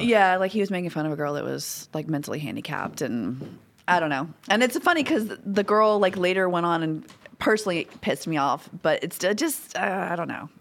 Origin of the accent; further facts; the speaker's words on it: Baton Rouge, Louisiana, United States; I'm from Baton Rouge. I'm from Louisiana. Born and raised.